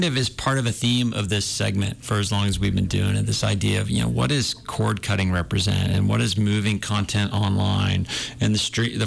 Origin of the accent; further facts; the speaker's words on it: New Hampshire, United States; now in Montana, United States; when I was a kid, you know, I grew up in New Hampshire